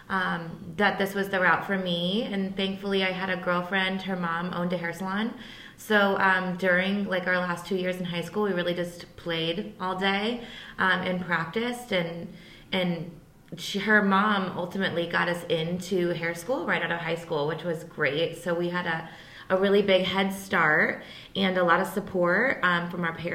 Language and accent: English; Hillsboro, United States; I grew up in Hillsboro.